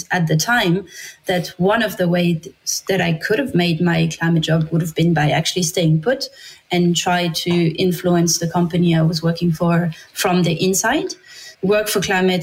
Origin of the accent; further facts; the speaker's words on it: France; English is a second language; moved away as an adult; I'm from France.